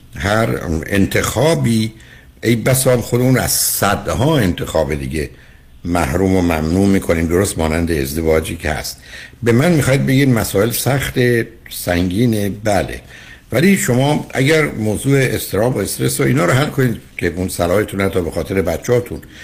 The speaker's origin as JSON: {"language": "Persian", "country": "Iran", "moved": "yes", "said": "ما ایرانی ها تو چارچوب خانوادهایی که بزرگ"}